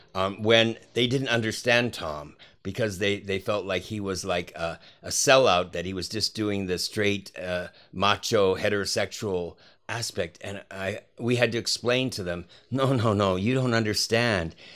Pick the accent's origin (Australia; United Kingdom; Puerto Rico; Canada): Canada; moved away; also born or lived in Hawaii / New York; I'm Canadian born, and and then I uh, was living in different cities in America